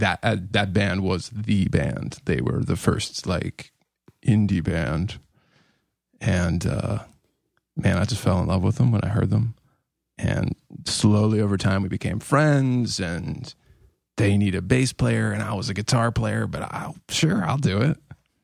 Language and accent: English; Pittsburgh, Pennsylvania, United States; I'm from Pittsburgh, so they fucking hate me.